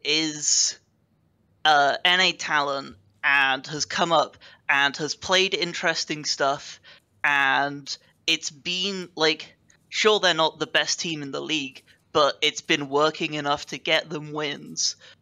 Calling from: United Kingdom; I am calling from the United Kingdom.

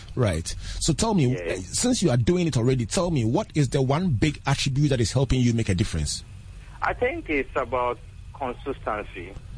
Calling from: Teshie, Greater Accra, Ghana; I'm calling from Teshi Tevibiano

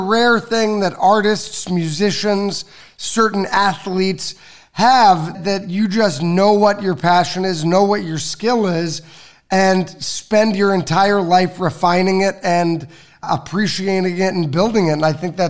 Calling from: Miami, Florida, United States; I'm calling from Miami.

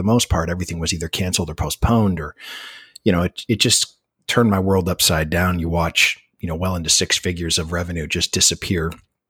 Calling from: Cocoa Beach, Florida, United States; I'm calling you from Cocoa Beach, Florida, which is on the Atlantic side, about 45 minutes southeast of Orlando.

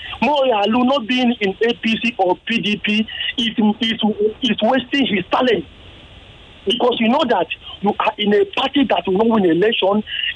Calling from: Surulere, Lagos, Nigeria; from Surulere.

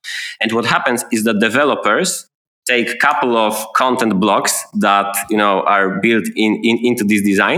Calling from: Gdańsk, Pomeranian Voivodeship, Poland; English is a second language; And I'm talking today from Gdańsk. It's a city by the Baltic Sea in the northern part of Poland.

